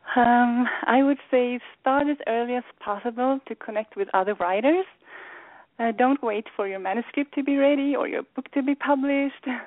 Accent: Sweden; moved away as an adult; now in United States; growing up in Sweden and arriving in the U.S.

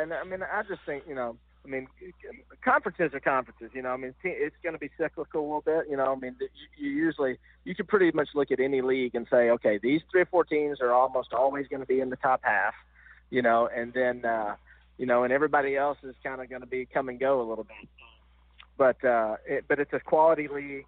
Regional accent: Nashville, Tennessee, United States; I'm from Nashville

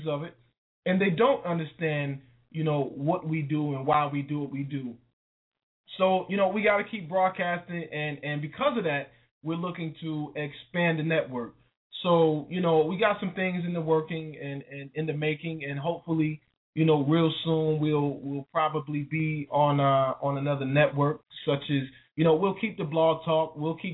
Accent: Wilson, North Carolina, United States; my hometown of Wilson, North Carolina

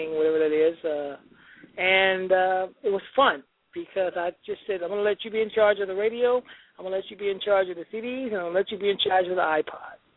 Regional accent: New York, United States; I am a Mets fan also because I am actually from New York

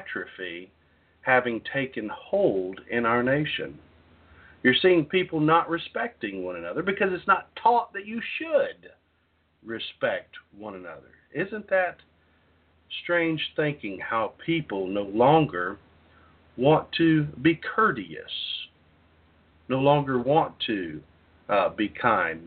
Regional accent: Southeast Texas, United States; When I was growing up in Southeast Texas, I was raised by parents

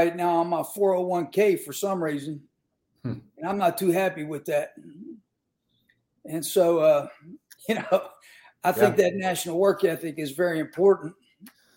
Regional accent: Western Pennsylvania, United States; I grew up in Western Pennsylvania and all my family were coal miners

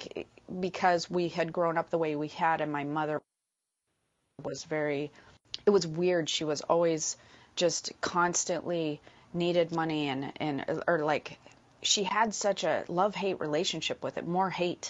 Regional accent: Midwest, United States; moved away; we come from the Midwest

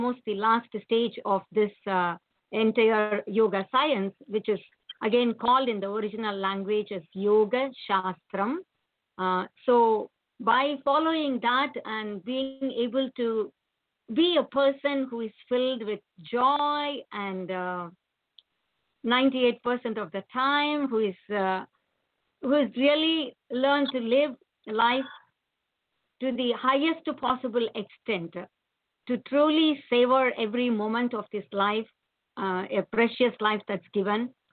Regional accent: India; moved away as an adult; now in United States; I worked for some years in my home country, which is India, but rightly called Bharatam. And then I got a software job, came to United States

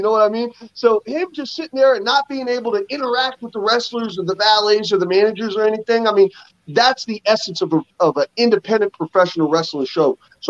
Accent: Philadelphia, Pennsylvania, United States; now in Kansas City, United States; I grew up in Philadelphia

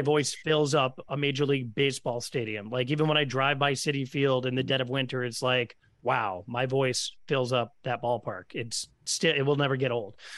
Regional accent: Stamford, Connecticut, United States; growing up in Stamford, Connecticut

